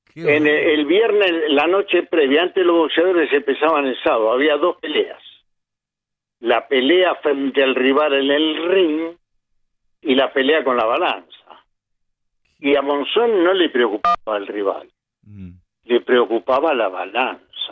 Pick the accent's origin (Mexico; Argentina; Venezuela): Argentina; Buenos Aires; born or raised there; also born or lived in Montevideo, Uruguay